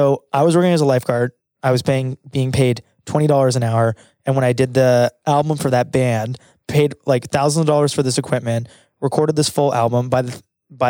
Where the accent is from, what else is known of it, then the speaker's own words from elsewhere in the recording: Canada; as a Canadian